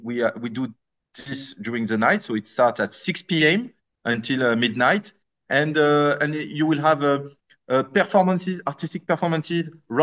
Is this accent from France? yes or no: yes; outside of Paris, Île-de-France, France; moved away as an adult; also born or lived in Egypt; I was born outside of Paris, and I always had this exchange between Paris and the suburbs.